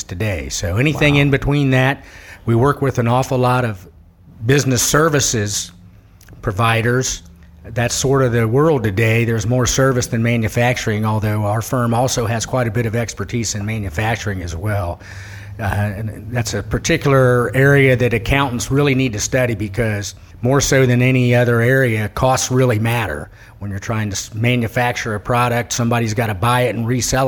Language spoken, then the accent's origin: English; Miami County, Ohio, United States; Born and raised in Miami County